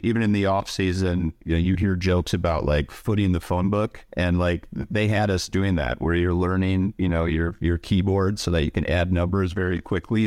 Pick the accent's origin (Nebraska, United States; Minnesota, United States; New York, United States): Minnesota, United States; Saint Paul; I grew up in Saint Paul, Minnesota, so in the Midwest